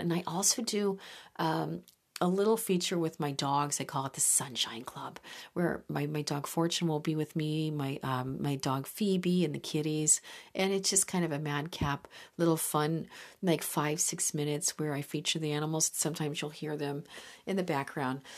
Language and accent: English; Midwest, United States; moved away; I grew up with some spectacular lakes in the Midwest